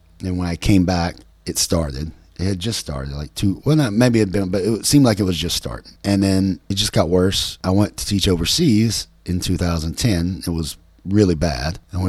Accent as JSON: {"language": "English", "region": "West Virginia", "country": "United States", "tie": "born or raised there", "said": "the town I grew up in, we had quite a few Italian families, and that's a little West Virginia town, coal mining town."}